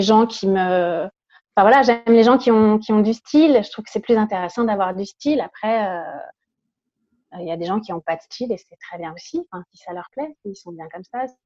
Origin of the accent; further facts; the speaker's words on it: Paris, Île-de-France, France; je suis née à, à Paris, je vis toujours à Paris.